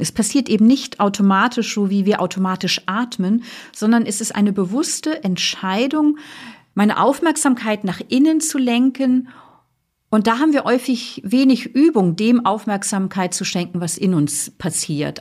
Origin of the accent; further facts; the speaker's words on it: Flensburg Firth, Schleswig-Holstein, Germany; Ich bin ja an der Flensburger Förde groß geworden